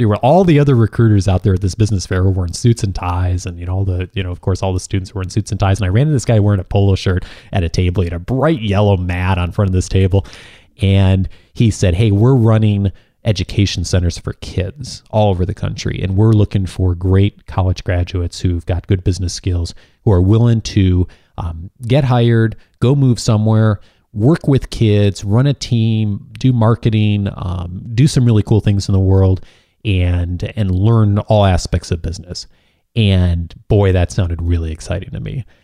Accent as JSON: {"language": "English", "region": "Illinois", "country": "United States", "tie": "born or raised there", "moved": "yes", "said": "back in my home state of Illinois"}